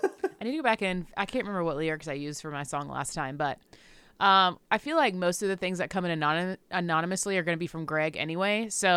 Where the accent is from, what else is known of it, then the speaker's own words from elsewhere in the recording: the South, United States; Look, I'm from the South. I still know some people that talk like this.